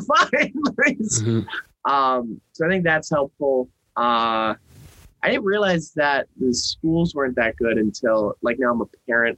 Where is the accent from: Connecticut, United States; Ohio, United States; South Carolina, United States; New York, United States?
Connecticut, United States; Norwalk; born or raised there; moved away